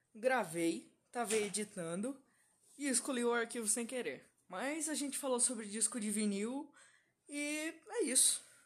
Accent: São Paulo, Brazil; also born or lived in Rio Grande do Sul; Eu nasci no Rio Grande do Sul, só que com dois anos de idade, minha mãe e meu pai vieram para São Paulo e agora eu moro aqui.

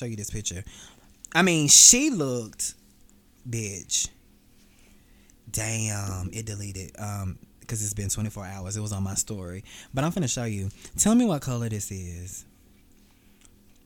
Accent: Atlanta, Georgia, United States; I'm from Atlanta. I stay in Atlanta.

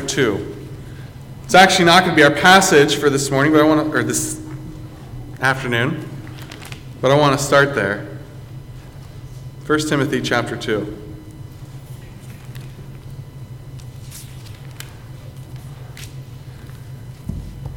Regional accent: United States; as an American

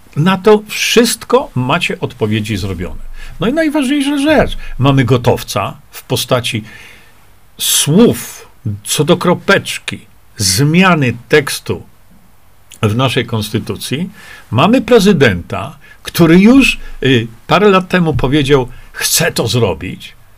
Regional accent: Poland

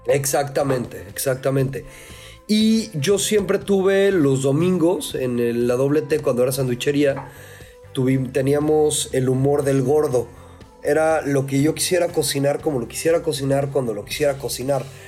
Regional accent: Mexico City, Mexico; moved away as an adult; also born or lived in Cancún, Quintana Roo; now in Valle de Guadalupe, Mexico; yo soy originario de la Ciudad de México. Este, ahora sí, born and raised en el Chilango

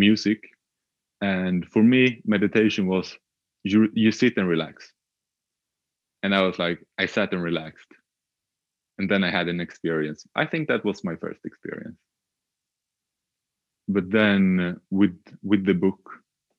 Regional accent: Sweden; also born or lived in Australia; I'm Swedish, born and raised in Sweden

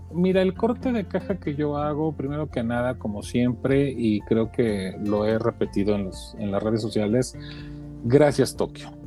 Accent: Mexico; como mexicano

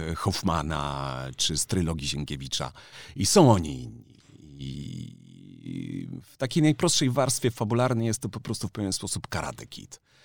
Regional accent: Kraków, Lesser Poland, Poland; jestem z Krakowa

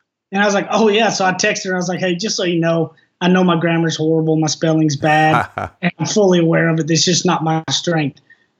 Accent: East Texas, United States; I'm about as East Texan as they come. The slang is real.

